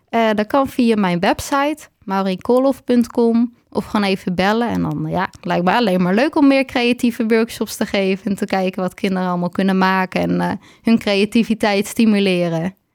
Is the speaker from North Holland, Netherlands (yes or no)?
yes; Waarland, North Holland, Netherlands; moved away as an adult; now in Heerhugowaard, Netherlands; ik kom uit Waarland, maar ik woon nu in Herengewaard.